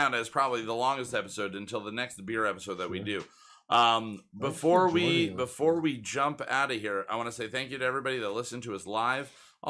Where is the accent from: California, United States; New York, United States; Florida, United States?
New York, United States; New York City; Staten Island, my hometown.